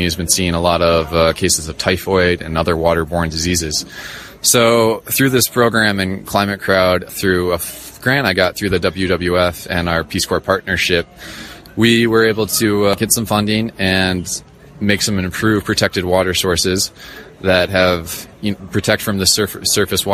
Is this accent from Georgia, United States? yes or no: no; Cleveland, Ohio, United States; moved away as an adult; now in Uganda; From Cleveland, Ohio originally